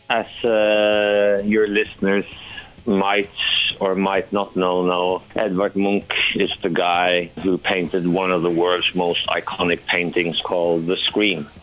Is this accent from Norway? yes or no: yes; Norway; in Norway, of course, it's the same yet in a different way. We have um, a strong cultural heritage, dramatic nature, dramatic weather